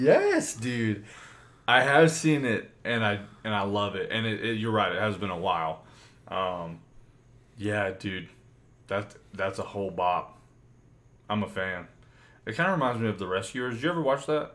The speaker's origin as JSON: {"language": "English", "country": "United States", "said": "we're American"}